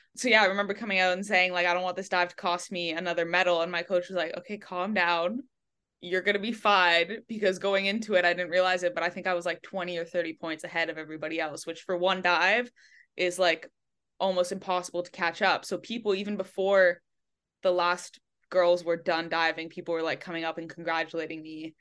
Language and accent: English; Montreal, Quebec, Canada; moved away as an adult; now in Miami, United States; I grew up actually in Quebec, but in, like, a pocket of English in Montreal, so, uh, the west of the island speaks mostly English. So I grew up there.